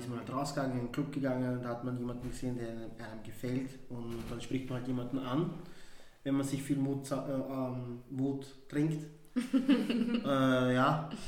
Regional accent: Vienna, Austria; Mein Migrationshintergrund ist der, dass meine Eltern aus, aus Afrika kommen, direkt aus Ghana halt. Ich bin in Wien geboren, aufgewachsen.

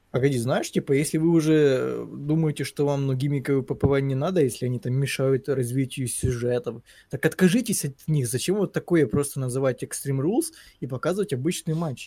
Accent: Ukraine; я украинец

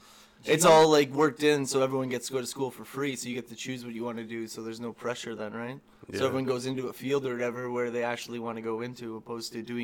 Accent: Ontario, Canada; Went there or whatever just because, I came from Ontario, so.

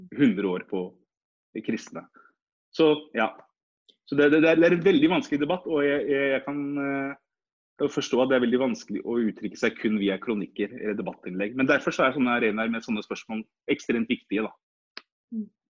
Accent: Norway; vi som er født og oppvokst i Norge

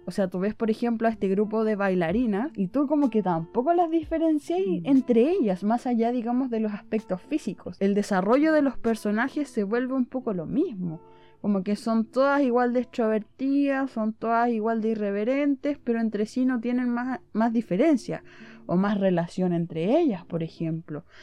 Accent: southern Chile, Chile; yo soy del sur de Chile

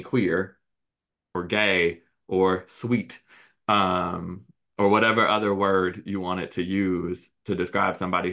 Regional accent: Chicago, Illinois, United States; I grew up in Chicago

